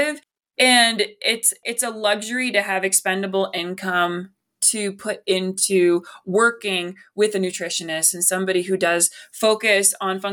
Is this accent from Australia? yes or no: no; West Virginia, United States; I love my home state, but like, it's a meat and potatoes kind of state